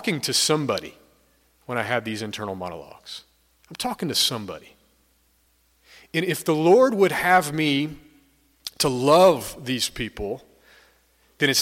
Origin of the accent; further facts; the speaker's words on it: Stone Mountain, Georgia, United States; moved away; I'm from the Atlanta area. I grew up about 20 minutes east of Atlanta, an area called Stone Mountain.